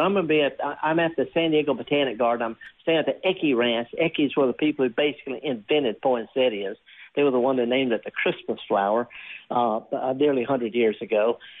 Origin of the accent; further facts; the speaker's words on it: Isle of Man; now in United States; I'm not Irish, but I'm from the Isle of Man, which is off the coast of Ireland, and that counts.